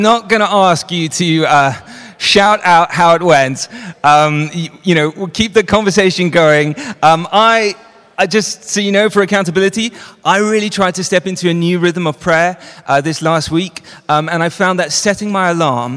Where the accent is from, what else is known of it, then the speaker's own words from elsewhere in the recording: Johannesburg, Gauteng, South Africa; moved away; I grew up in Johannesburg